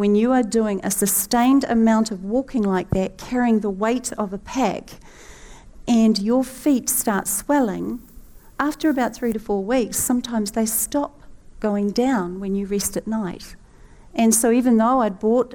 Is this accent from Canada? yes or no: no; New Zealand; the Kiwi with the hurt knee.